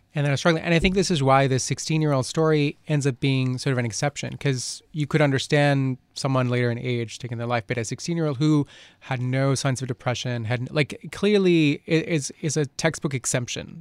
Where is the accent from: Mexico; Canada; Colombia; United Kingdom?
Colombia; moved away; I grew up in Colombia